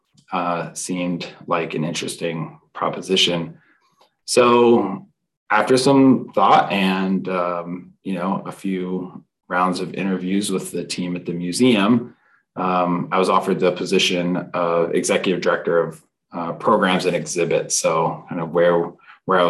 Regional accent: Maryland, United States; also born or lived in Washington, D.C.; I was born here in Washington, D.C. and grew up in Maryland, went to University of Maryland College

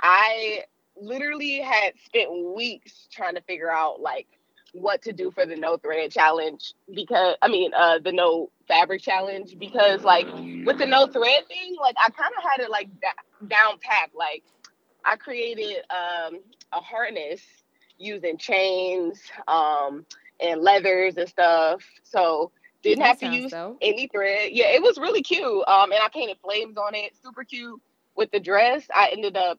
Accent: Cleveland, Ohio, United States; it was here in my hometown

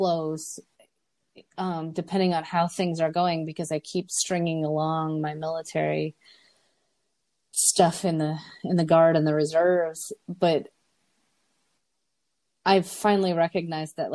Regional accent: South Dakota, United States; I'm from South Dakota and people are nice

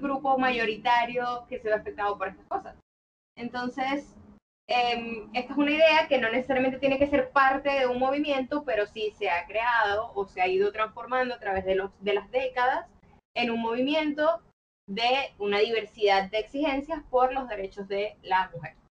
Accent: Maracaibo, Zulia, Venezuela; now in Caracas, Venezuela; soy maracucha, pero vivo en Caracas desde hace ya un buen rato

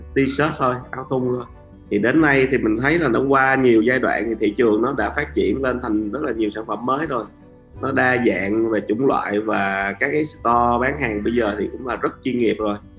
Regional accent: Vietnam; Mình là seller người Việt Nam

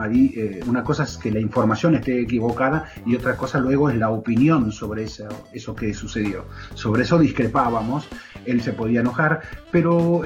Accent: Argentina; los argentinos decimos mala leche

